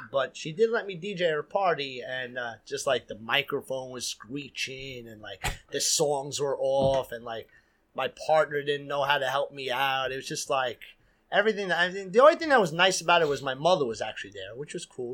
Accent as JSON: {"language": "English", "town": "New York City", "region": "New York", "country": "United States", "tie": "born or raised there", "said": "growing up in Queens"}